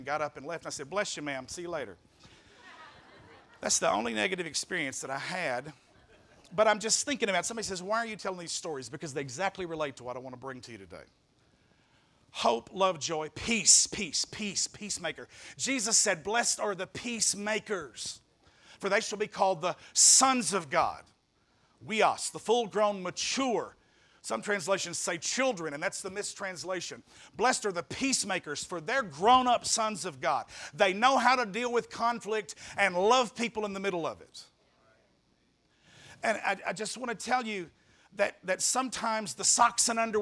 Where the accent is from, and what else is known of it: Marion, Arkansas, United States